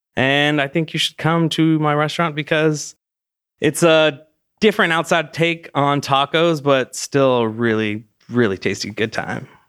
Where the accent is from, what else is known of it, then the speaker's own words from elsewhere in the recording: California, United States; moved away as an adult; also born or lived in Los Angeles; now in Austin, United States; I was born in California, West Coast kid